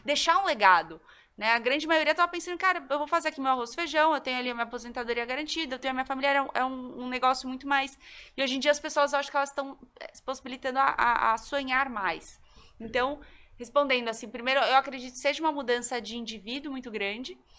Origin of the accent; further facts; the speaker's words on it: Goiás, Brazil; Eu sou goiana